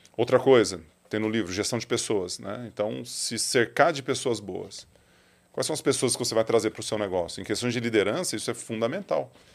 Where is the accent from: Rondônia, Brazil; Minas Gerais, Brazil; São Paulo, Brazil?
São Paulo, Brazil; Ituverava; also born or lived in Ribeirão Preto; Sou nascido em Ribeirão. O médico da minha mãe era de Ribeirão Preto, mas fui para fui para Ituverava bem cedo, bem cedo assim, tipo dois dias.